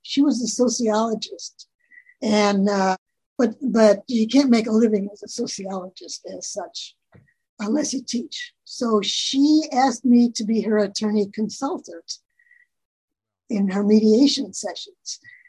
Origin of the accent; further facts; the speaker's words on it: Wisconsin, United States; moved away as an adult; also born or lived in Illinois; now in California, United States; I was born in Illinois, grew up most of my life in Wisconsin, and then moved to California at my then husband's behest in 1964. And I've been here ever since.